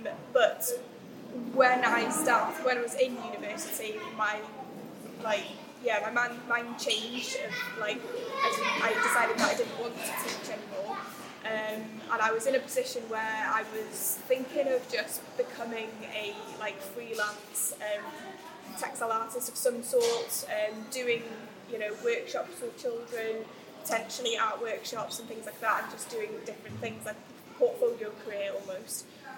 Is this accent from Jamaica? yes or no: no; Wrexham, Wales, United Kingdom; I'm a local girl. Started the business about 6 years ago, so I'm in my sixth year of trading. I'm a Welsh language shop here in Tŷ Pawb in Wrexham